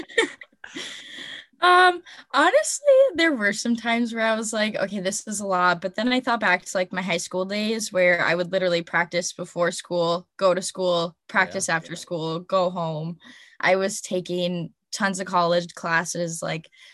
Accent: Melrose, Minnesota, United States; also born or lived in St. Cloud, Minnesota; my hometown, which is Melrose

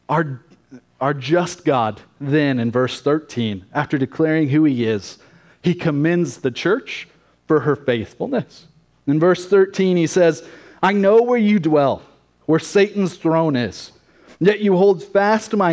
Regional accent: United States; as American Christians

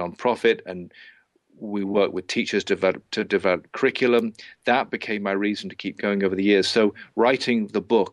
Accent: England, United Kingdom; moved away as an adult; I left England all those years ago

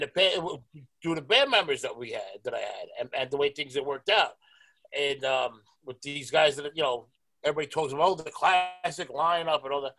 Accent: New York City, New York, United States; I was born and raised in Stapleton

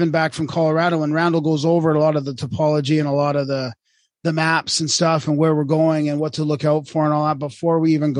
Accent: Vancouver, British Columbia, Canada; I grew up in Vancouver and I always was on the coast

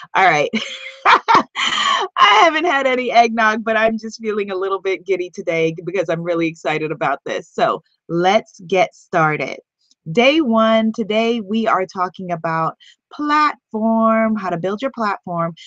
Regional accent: New York, United States; I'm from New York and I'm a hustler

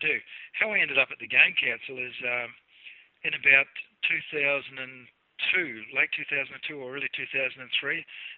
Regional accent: Southland, New Zealand; accent: Kiwi; now in New South Wales, Australia; you probably pick up from the accent, I'm a Kiwi. So I grew up in Southland in New Zealand

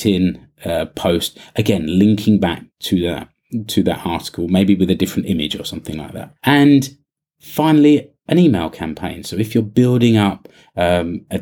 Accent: United Kingdom; now in Finland; I'm British

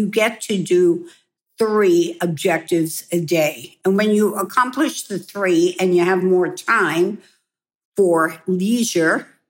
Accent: New York, United States; moved away as an adult; also born or lived in Hong Kong; I am a New Yorker

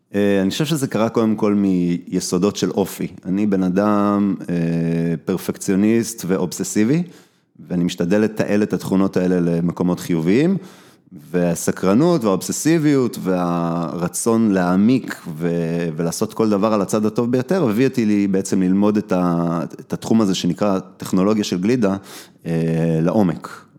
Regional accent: Kochav Yair, Central District, Israel; רוב הילדות שלי הייתה בכוכב יאיר

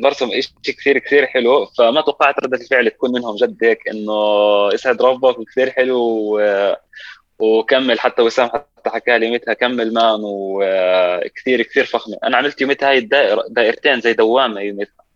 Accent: Amman, Amman Governorate, Jordan; also born or lived in Palestine; انا فلسطيني اردني آه، ساكن بمخيم الحسين

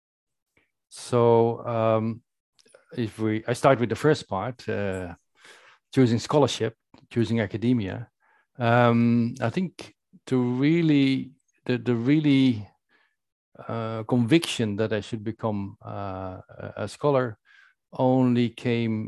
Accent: Netherlands; In the Netherlands, I spent my youth

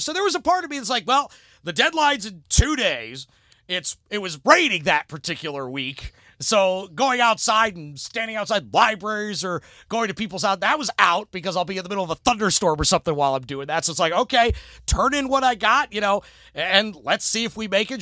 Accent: Cleveland, Ohio, United States; moved away; also born or lived in Virginia; I'm originally from the Cleveland area

